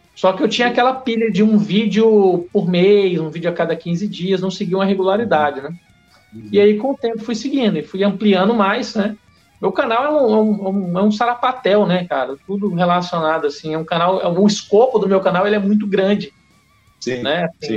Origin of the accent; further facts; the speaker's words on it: Porto Velho, Rondônia, Brazil; also born or lived in Ceará; depois viemos para Rondônia, para Porto Velho. Né? Então, pô, eu tô aqui há 36 anos